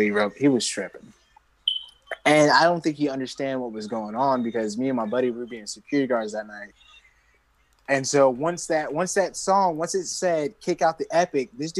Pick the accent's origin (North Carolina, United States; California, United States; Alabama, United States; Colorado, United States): Alabama, United States; I'm from Alabama.